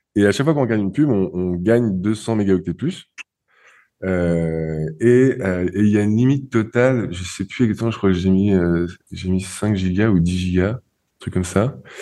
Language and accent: French; France; je suis français